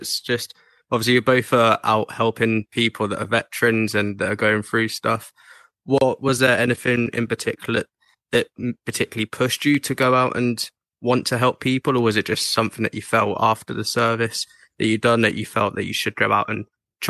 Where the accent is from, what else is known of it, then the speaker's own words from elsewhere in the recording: England, United Kingdom; United Kingdom, England.